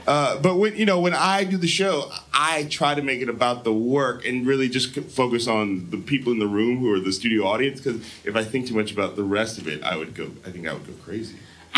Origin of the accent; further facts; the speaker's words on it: San Francisco, California, United States; I'm from San Francisco, so I like when things get weird.